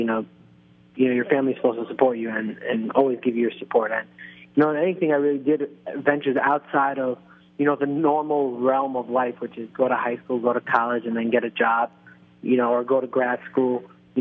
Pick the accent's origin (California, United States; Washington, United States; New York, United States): New York, United States; also born or lived in Nahariya, Israel; I grew up in New York, and my whole life was based around the New York Knicks.